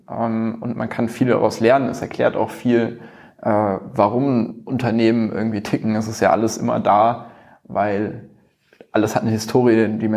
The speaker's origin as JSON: {"language": "German", "town": "Frankfurt", "region": "Hesse", "country": "Germany", "moved": "as an adult", "lives_now": "Cologne, Germany", "said": "Ich bin aus Frankfurt gekommen. Ähm, die haben gemeint, ja, wir brauchen Leute in Köln, die uns helfen, das Ding irgendwie aufzubauen."}